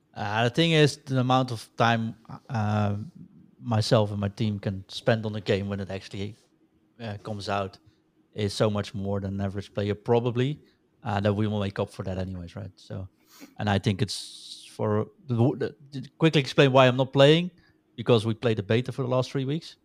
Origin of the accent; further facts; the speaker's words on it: Netherlands; accent: Dutch; I'm, uh, from the Netherlands, as you can hear with my lovely accent